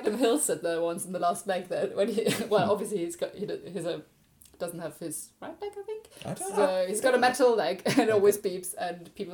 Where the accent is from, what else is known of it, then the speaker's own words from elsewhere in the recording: Germany; moved away; I'm from Germany